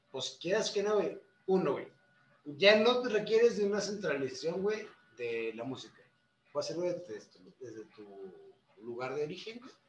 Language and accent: Spanish; Mexico; Somos músicos mexicanos, o sea, no